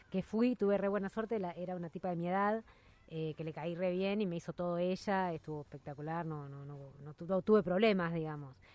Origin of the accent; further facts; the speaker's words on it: Italy; Yo soy italiana.